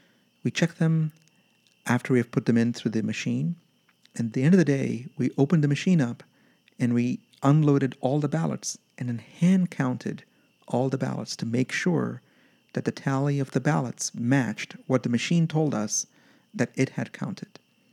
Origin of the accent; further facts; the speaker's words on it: Yemen; about growing up in Yemen in a military dictatorship where I was just simply not allowed to vote because I was not Yemeni